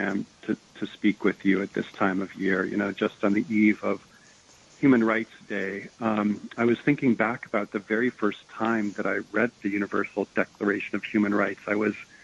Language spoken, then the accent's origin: English; Ohio, United States; I grew up in the Midwest and in Ohio